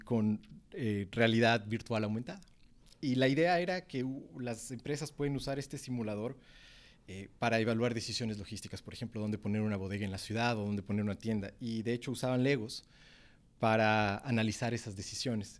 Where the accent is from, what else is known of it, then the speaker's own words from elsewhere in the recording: Cuenca, Azuay, Ecuador; moved away; los cuencanos extrañamos del motepillo